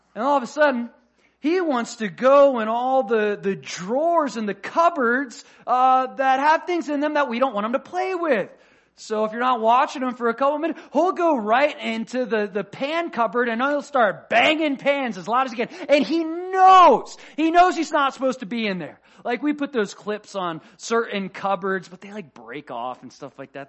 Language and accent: English; Florida, United States; I'm from Florida.